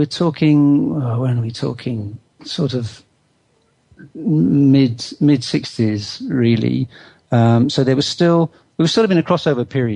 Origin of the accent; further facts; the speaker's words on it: Bristol, South West England, United Kingdom; I was brought up in Bristol